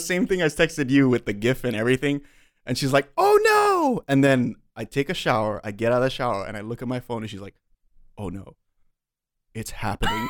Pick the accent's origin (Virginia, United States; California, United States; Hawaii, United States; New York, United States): Hawaii, United States; Waialua; I grew up in Wailua, which is kind of like the country version of Waianae